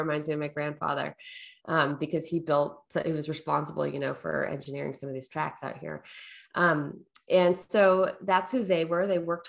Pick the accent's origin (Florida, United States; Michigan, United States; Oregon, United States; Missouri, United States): Oregon, United States; Portland; also born or lived in Southern California; Yeah, I was born in Southern California. When I was about 7, we moved up to Portland, Oregon area.